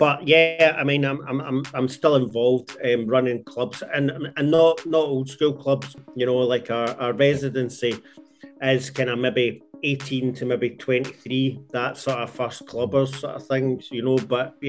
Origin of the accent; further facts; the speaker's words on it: Glasgow, Scotland, United Kingdom; I'm from Glasgow